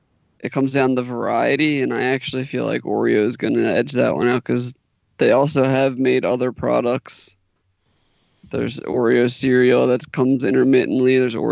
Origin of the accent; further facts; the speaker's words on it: New Jersey, United States; I'm from South Jersey, but I don't say it that way.